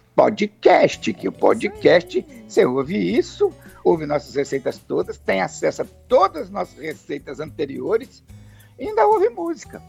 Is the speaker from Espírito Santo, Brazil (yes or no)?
yes; Alegre, Espírito Santo, Brazil; o Principado do Alegre, onde eu nasci e fui criado